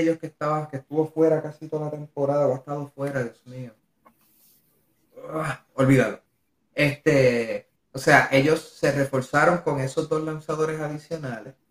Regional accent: Puerto Rico; yo soy de Amelia

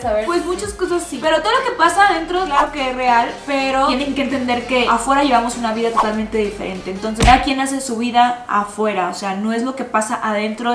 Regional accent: Tamaulipas, Mexico; moved away; also born or lived in Mexico City / Monterrey; yo soy de un pueblito de Tamaulipas

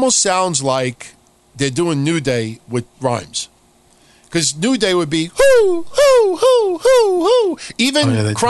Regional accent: New York City, New York, United States; also born or lived in Middle Village, Queens; I come from Howard Beach. I mean, born in Middle Village, but live in Howard Beach.

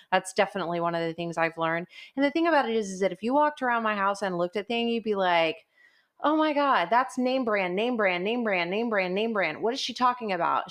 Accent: Portland, Texas, United States; I grew up in Portland. I graduated from high school at Gregory Portland

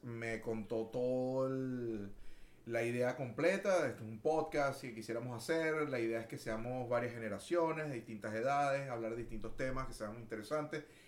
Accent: Caracas, Capital District, Venezuela; moved away as an adult; also born or lived in Puerto La Cruz, Venezuela / Maracaibo, Venezuela / Miami, United States; now in Houston, United States; Yo soy eh, oriundo de la ciudad de Caracas, muy orgulloso de ser caraqueño

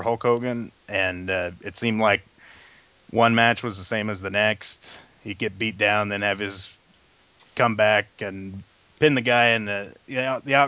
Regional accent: Wichita, Kansas, United States; I'm from Wichita, Kansas, born and raised, and was born in 1978

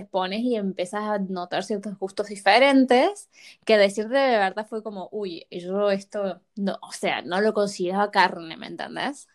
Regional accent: Córdoba, Argentina; moved away as an adult; Nosotras hemos sido nacidas y criadas en Argentina, en la provincia de Córdoba

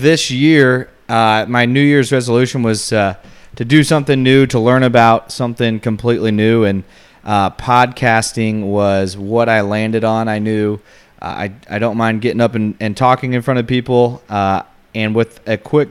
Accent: Kansas City, United States; I am born and raised in Kansas City. I would say I have lived most of my life, the majority now, on the Kansas side of the state line.

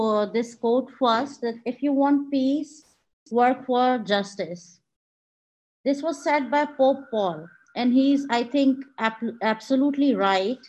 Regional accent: Pakistan

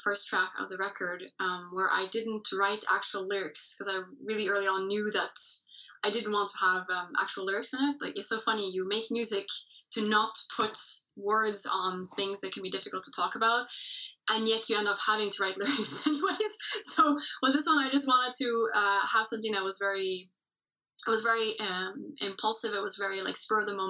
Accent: Norway; first language English; my mother tongue is English, but I've been speaking Norwegian for basically my whole life as well. Because I've been living here for most of my life in Norway

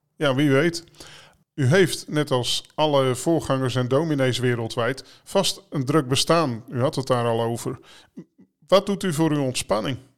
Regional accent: Netherlands; voor ons als Nederlanders

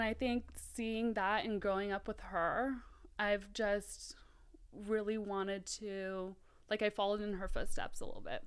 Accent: Mountain View, California, United States; born or raised there; also born or lived in South Africa / San Jose

